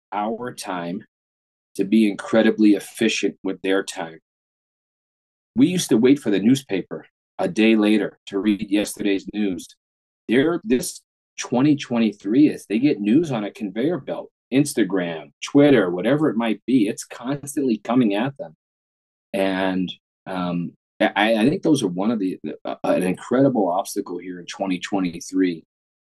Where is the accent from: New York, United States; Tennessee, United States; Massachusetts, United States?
New York, United States; New York City; I grew up in New York City.